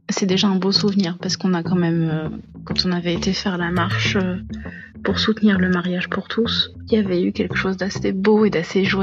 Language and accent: French; Lebanon; now in France; Ça fait trois ans à peu près que je suis en France, je viens du Liban.